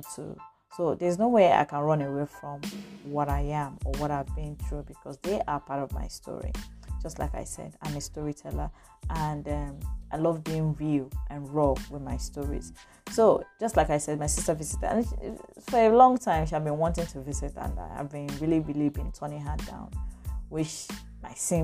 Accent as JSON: {"language": "English", "region": "Lagos", "country": "Nigeria", "tie": "born or raised there", "said": "I grew up in Lagos, and from one family to the other."}